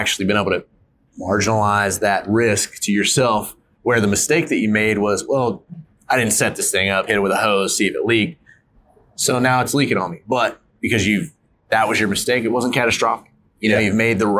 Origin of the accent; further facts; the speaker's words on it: North Carolina, United States; now in Utah, United States; I grew up in North Carolina. I didn't grow up in the mountains of Utah.